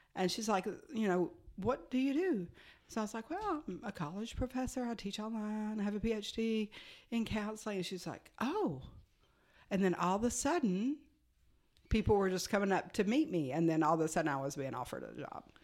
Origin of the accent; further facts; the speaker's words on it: United States; moved away as an adult; now in Frisco, United States; we're from Virginia, Tennessee area, where Virginia and Tennessee touch